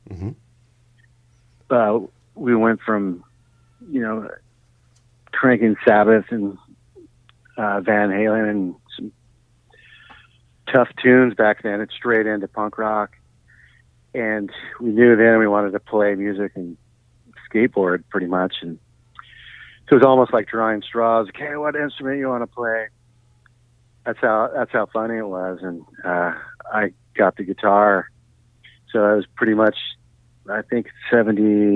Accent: Los Angeles, California, United States; also born or lived in Meadow Vista, California / Santa Cruz, California; I grew up in San Fernando Valley. So I kind of bounced from San Fernando Valley, LA, to close to Tahoe, foothills of Tahoe, to Santa Cruz.

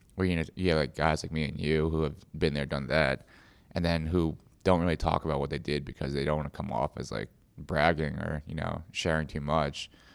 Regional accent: United States; my parents were immigrants, so I was, I was born in America. But, you know, growing up, my parents would always take us back to China

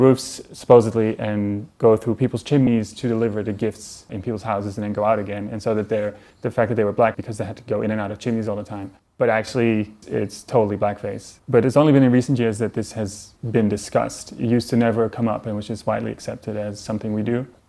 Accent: Netherlands; I grew up in the Netherlands

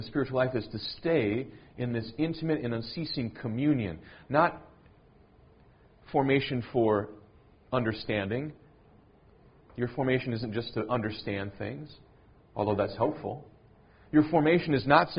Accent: United States; as an American

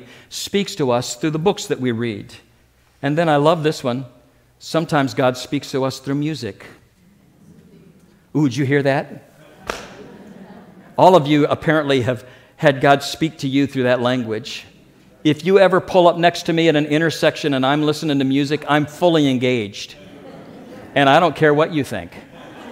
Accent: Springfield, Missouri, United States; the church that I grew up with in Springfield, Missouri

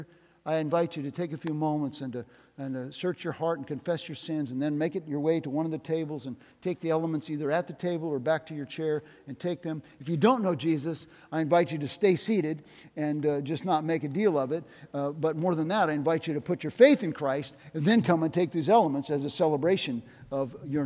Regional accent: Northwest Iowa, United States; now in Des Moines, United States; I came from Northwest Iowa

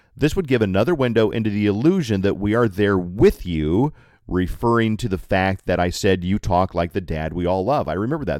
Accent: Colorado Springs, Colorado, United States; Colorado Springs, my hometown

